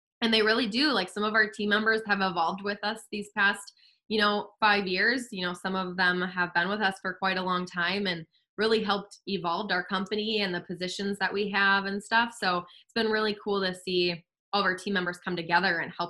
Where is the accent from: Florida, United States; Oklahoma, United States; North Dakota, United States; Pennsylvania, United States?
North Dakota, United States; West Fargo; my husband and I, were born and raised in West Fargo